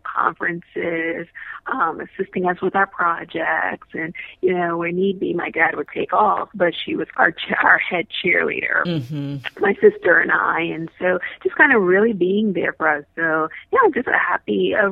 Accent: New York City, New York, United States; moved away; also born or lived in Florida; I'm originally from Brooklyn, New York

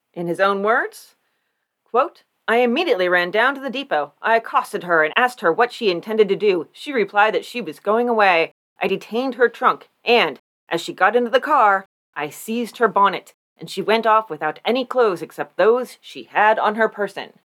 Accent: Warren, United States; General Joseph Warren, the man that my hometown is named after.

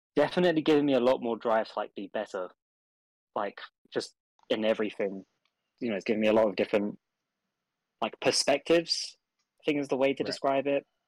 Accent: England, United Kingdom

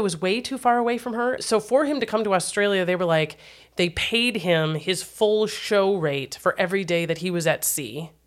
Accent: Wisconsin, United States; my home state

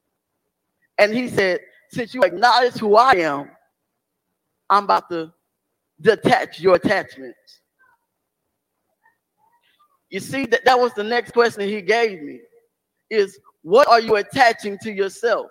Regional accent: Beaumont, Texas, United States; moved away as an adult; also born or lived in Chicago; Beaumont's my hometown

